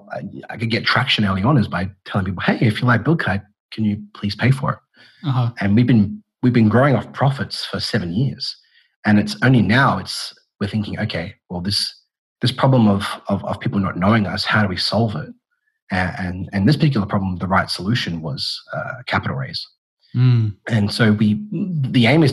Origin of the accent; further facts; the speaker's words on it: Australia; also born or lived in Perth; I'm Australian and I'm based out of Perth